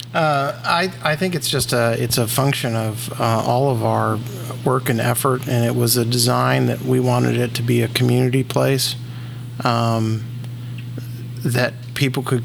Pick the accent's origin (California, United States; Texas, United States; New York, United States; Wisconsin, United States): California, United States; moved away as an adult; now in San Antonio, United States; I was born and raised in California until we came here in 2007